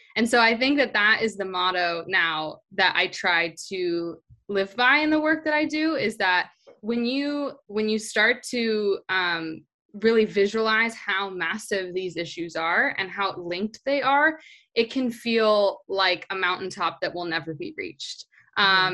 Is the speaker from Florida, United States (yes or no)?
no; Orange County, California, United States; I grew up in Orange County, California